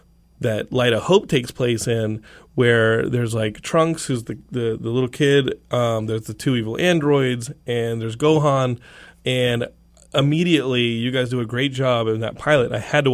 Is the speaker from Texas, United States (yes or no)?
yes; Texas, United States; I'm from Texas. I know this.